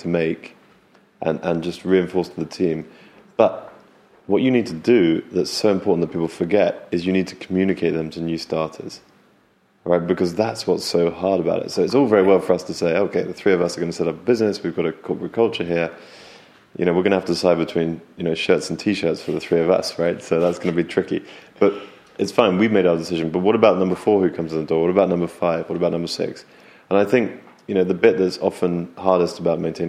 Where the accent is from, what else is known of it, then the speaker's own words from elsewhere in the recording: United Kingdom; also born or lived in California; now in London, United Kingdom; we're British